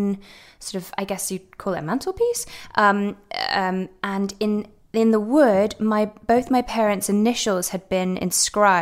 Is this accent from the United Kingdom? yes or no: yes; Devon, South West England, United Kingdom; also born or lived in Edinburgh, Scotland / London; now in Los Angeles, United States; we all moved to Devon